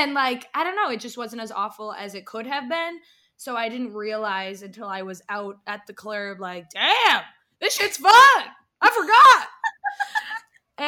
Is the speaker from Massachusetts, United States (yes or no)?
yes; Massachusetts, United States; we're from Massachusetts